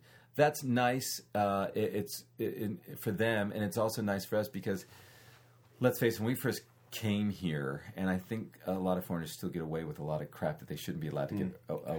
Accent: United States; I'm American and I don't care.

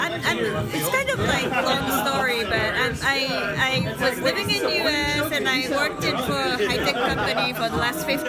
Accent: Chiba, Japan; moved away as an adult; also born or lived in Tokyo; now in Oakland, United States; I grew up in Chiba, but I went to college in Tokyo.

